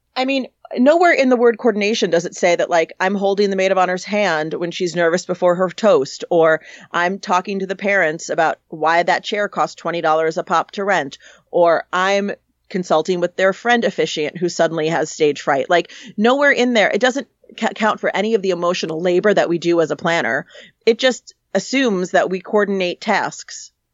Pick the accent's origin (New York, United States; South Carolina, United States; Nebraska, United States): New York, United States; New York City; moved away as an adult; now in Los Angeles, United States; Originally, I'm from New York City. So, um, I was born and raised right in the city there